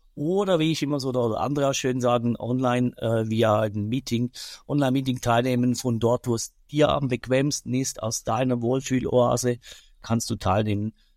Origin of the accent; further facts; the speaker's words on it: Switzerland; bei uns in der Schweiz